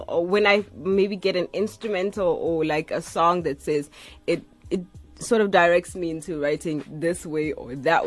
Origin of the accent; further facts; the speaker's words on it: Mothutlung, North West, South Africa; I'm from Northwest in Mututlung.